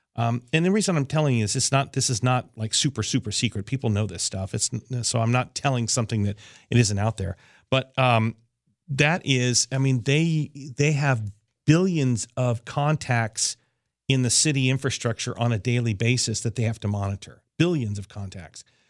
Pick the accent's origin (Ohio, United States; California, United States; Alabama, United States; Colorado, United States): Colorado, United States; near NORAD; also born or lived in Los Angeles area; now in Los Angeles, United States; It happened right near my hometown